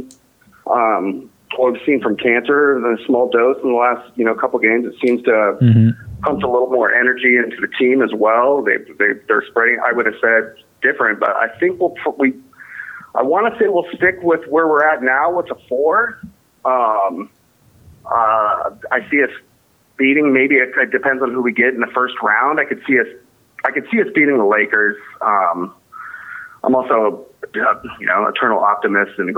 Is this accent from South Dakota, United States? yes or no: no; Portland, Oregon, United States; growing up in Portland playing hockey